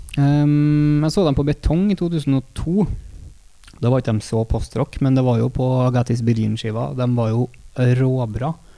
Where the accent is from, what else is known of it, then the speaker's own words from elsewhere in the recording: Trøndelag, Norway; vi er trøndere